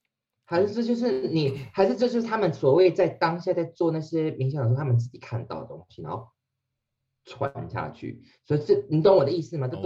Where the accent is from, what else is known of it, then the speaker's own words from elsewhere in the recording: Taiwan; 我跟你讲，好险，我们是台湾人，我们可以讲这种话。